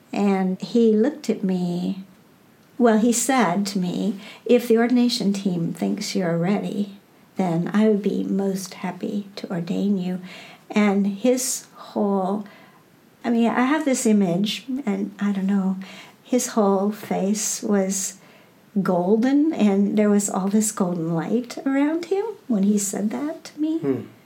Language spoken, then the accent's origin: English; Burlington, Iowa, United States; moved away as an adult; now in California, United States; I have been rediscovering my hometown Hmm. I mean, as a child, I moved in and out of that town, but I was born there. I graduated from high school there